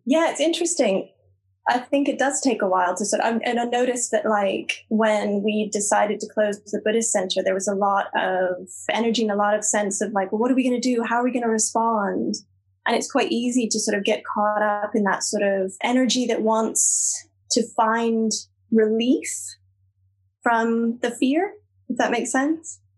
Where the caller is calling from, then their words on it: Glasgow, Scotland, United Kingdom; I'm calling from Glasgow